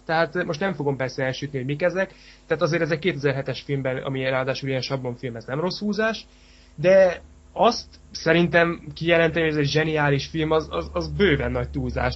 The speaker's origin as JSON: {"language": "Hungarian", "town": "Kecskemét", "region": "Bács-Kiskun", "country": "Hungary", "said": "mi, mi kecskemétiek vagyunk"}